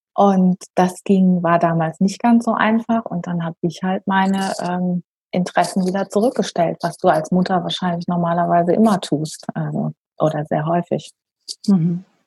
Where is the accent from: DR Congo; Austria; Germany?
Germany; moved away as an adult; also born or lived in Düsseldorf, Germany / St. Gallen, Switzerland / Basel-Land, Switzerland; now in Nashville, United States; ich bin ursprünglich Deutsche, wie man hört inzwischen auch Schweizerin